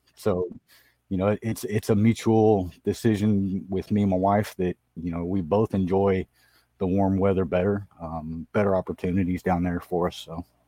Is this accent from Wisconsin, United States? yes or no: no; San Diego, California, United States; also born or lived in Oklahoma; I grew up in Southern California in San Diego